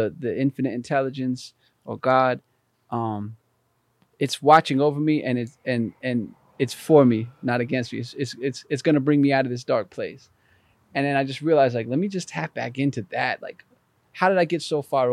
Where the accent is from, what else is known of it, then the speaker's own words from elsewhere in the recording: Albany, New York, United States; I was born and raised in Albany, New York